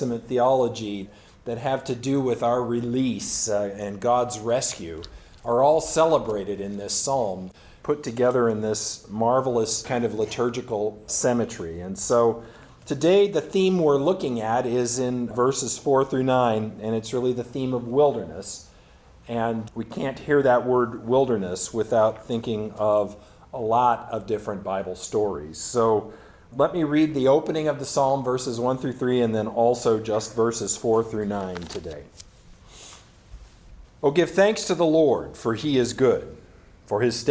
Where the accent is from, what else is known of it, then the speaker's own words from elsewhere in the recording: San Bernardino Valley, Southern California, United States; I grew up in Southern California and in the San Bernardino Valley specifically.